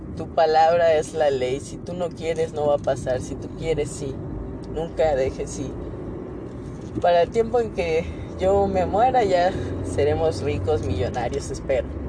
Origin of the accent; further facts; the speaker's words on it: Mexico; Nacimos en México